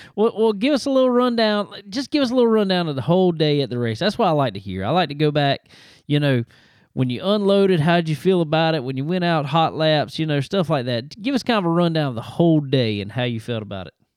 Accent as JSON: {"language": "English", "region": "South Carolina", "country": "United States", "tie": "born or raised there", "said": "my home state, down here in South Carolina."}